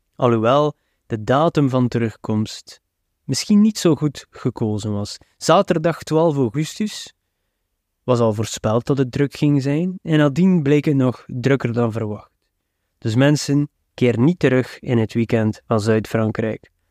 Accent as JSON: {"language": "Dutch", "region": "West Flanders", "country": "Belgium", "said": "als West-Vlaming"}